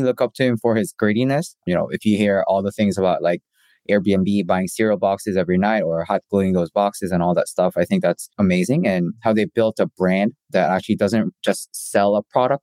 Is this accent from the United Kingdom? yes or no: no; South Korea; also born or lived in Canada; now in United States; I grew up in Korea, spent a little bit of time in Canada, and I spent half my life in the States, going from the East Coast to the West Coast.